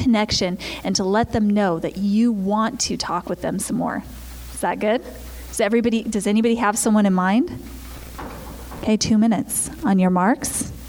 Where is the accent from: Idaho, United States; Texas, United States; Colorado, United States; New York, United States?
Idaho, United States; Now, remember, I'm a girl from Idaho, so this is before I was, like, out in the world.